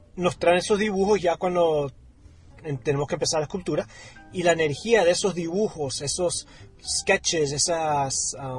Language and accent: Spanish; Colombia; siendo latino y colombiano